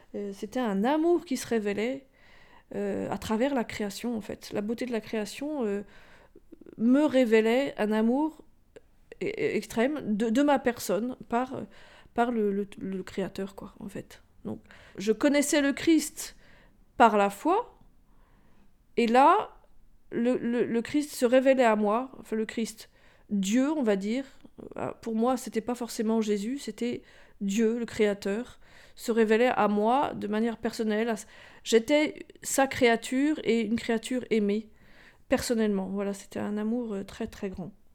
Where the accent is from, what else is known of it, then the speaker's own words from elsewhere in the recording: Rambouillet, Île-de-France, France; J'ai grandi à Rambouillet essentiellement